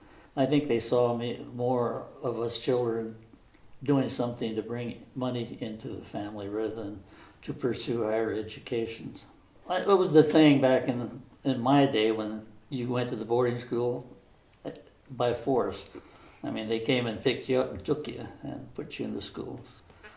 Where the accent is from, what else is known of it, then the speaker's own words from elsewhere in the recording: Pine Ridge, South Dakota, United States; I was born on the Pine Ridge Reservation on July the 12th, 1934. I grew up on the Pine Ridge Reservation, attended elementary and high school at the Holy Rosary Indian Mission at Pine Ridge. I was in a boarding school 9 months out of the year